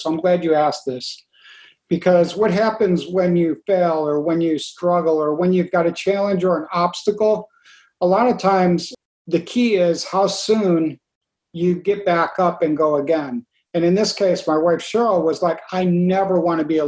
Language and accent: English; New York, United States; where we grew up in New York State